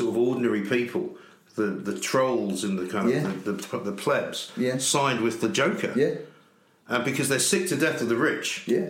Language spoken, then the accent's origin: English; London, United Kingdom; we grew up in Hampstead, very nice part of the world. We didn't have any money because in those days you didn't need to live in Hampstead. My dad rented a flat, you know.